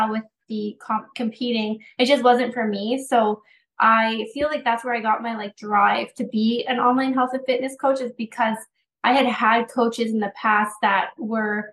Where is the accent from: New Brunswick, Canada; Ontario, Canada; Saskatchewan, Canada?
New Brunswick, Canada; I am from New Brunswick